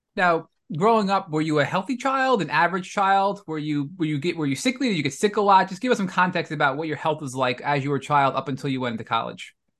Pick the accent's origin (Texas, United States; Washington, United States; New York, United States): New York, United States; Being a fellow New Yorker